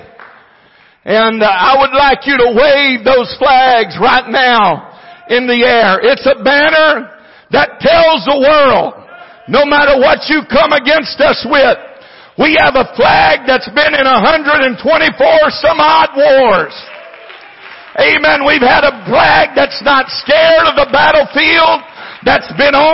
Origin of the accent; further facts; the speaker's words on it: United States; I'm an American